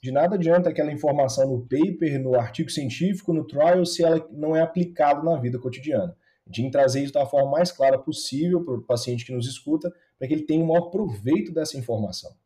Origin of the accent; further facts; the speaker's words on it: Ipatinga, Minas Gerais, Brazil; Eu entrei na faculdade de medicina, lá na minha cidade natal, em Patinga